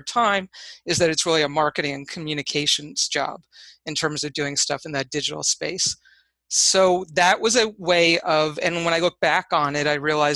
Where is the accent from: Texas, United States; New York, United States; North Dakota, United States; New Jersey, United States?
New York, United States; Hudson Valley; So I grew up in the Hudson Valley, actually not far from where I currently reside.